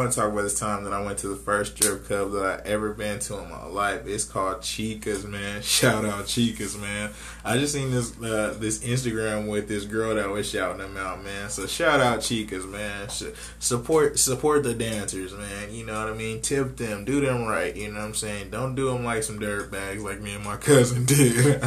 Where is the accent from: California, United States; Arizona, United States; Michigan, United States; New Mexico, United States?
Arizona, United States; Phoenix; I'm from Maryville, Arizona. That's basically Phoenix, Arizona